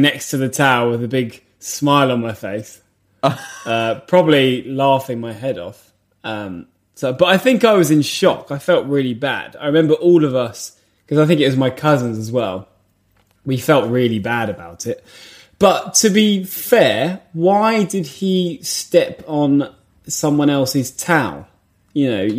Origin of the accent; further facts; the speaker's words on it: England, United Kingdom; as English people